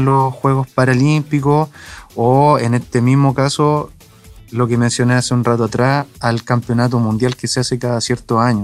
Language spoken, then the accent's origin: Spanish; Chile; also born or lived in Chillán, Ñuble; nuestro país